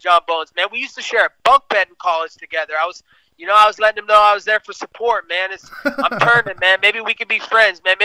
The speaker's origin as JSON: {"language": "English", "region": "West Coast", "country": "United States", "said": "I'm from the West Coast"}